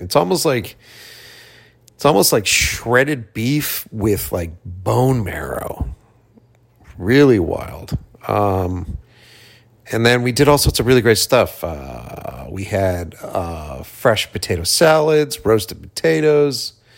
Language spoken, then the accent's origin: English; Boston, Massachusetts, United States; now in Los Angeles, United States; came back to my hometown, uh, Boston